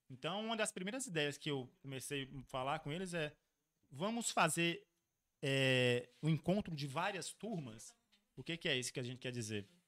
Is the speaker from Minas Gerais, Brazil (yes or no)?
yes; Montes Claros, Minas Gerais, Brazil; Falei assim, ô, oh, sou de Montes Claros. Cara, onde é que fica Montes Claros? Norte de Minas.